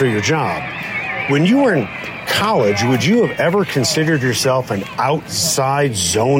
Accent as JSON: {"language": "English", "town": "Chicago", "region": "Illinois", "country": "United States", "said": "I'm from Chicago, so I know Midwestern humidity as well as anyone."}